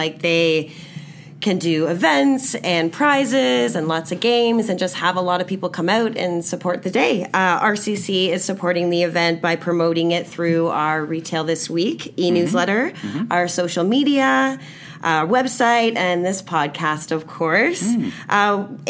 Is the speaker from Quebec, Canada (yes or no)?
no; Uxbridge, Ontario, Canada; Uxbridge, Ontario, which is my hometown.